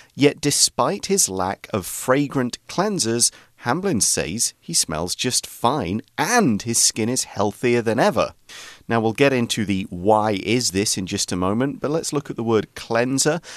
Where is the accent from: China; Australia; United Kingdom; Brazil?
United Kingdom; England; now in Taiwan; when I was growing up in England